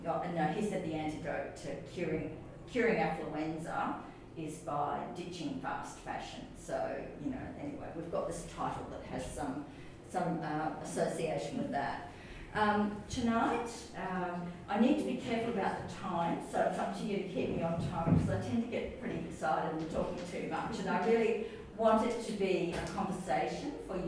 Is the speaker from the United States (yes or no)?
no; Brisbane, Queensland, Australia; I come from Brisbane